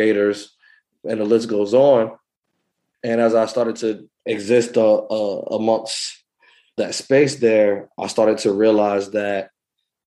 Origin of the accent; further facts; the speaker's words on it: Wilmington, North Carolina, United States; also born or lived in Pembroke, North Carolina / Atlanta, Georgia; I was from Wilmington